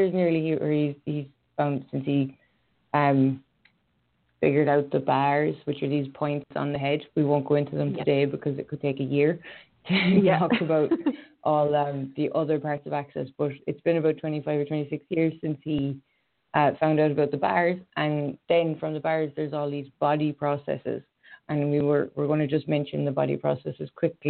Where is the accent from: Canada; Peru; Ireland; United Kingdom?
Ireland; Galway, Connacht; accent: Irish; I'm Irish, if you didn't know by the accent. I come from Galway in Ireland